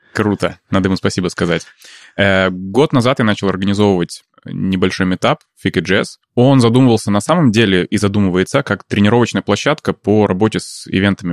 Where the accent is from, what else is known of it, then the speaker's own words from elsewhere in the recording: Saint Petersburg, Russia; moved away as an adult; also born or lived in Thailand / Bali; now in Stockholm, Sweden; я родился в Питере, ага. дожил там до того момента, пока уехал в Таиланд